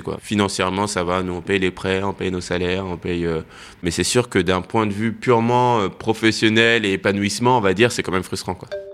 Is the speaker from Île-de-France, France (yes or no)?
yes; Seine-et-Marne, Île-de-France, France; J'ai grandi euh, en Seine-et-Marne, à, à en brie